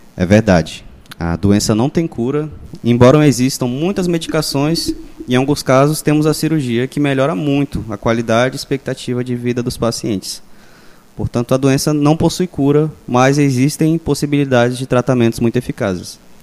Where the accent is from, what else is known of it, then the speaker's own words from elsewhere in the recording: Rondon do Pará, Pará, Brazil; Nascido e criado em Rondon do Pará, estudei aqui, só fui embora depois que eu terminei o ensino médio